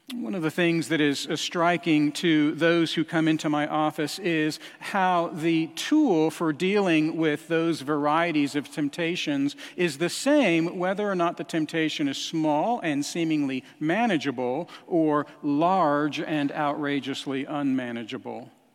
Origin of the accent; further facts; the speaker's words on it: Albuquerque, New Mexico, United States; moved away; I spent time, uh, growing up in Albuquerque, New Mexico